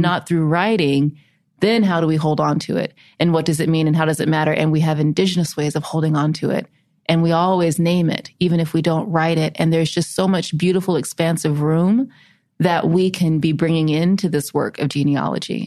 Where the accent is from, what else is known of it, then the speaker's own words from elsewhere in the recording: South Carolina, United States; we're deep south, we're South Carolina, my hometown is the city that led the secession of South Carolina from the Union.